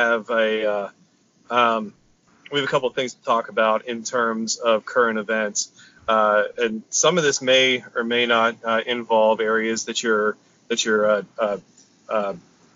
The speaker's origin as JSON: {"language": "English", "country": "United States", "said": "an American"}